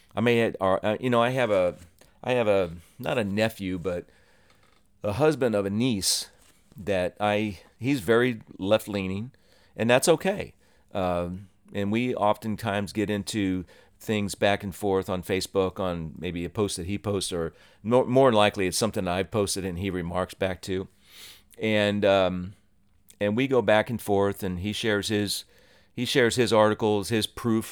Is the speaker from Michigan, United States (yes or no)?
no; Ohio, United States; moved away as an adult; also born or lived in New Jersey; I was born and raised in Ohio, lived here for about 19 years